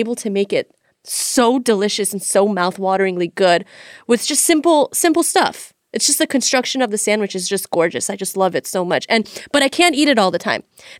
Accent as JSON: {"language": "English", "town": "Beverly Hills", "region": "California", "country": "United States", "tie": "born or raised there", "said": "I grew up in Beverly Hills / Century City"}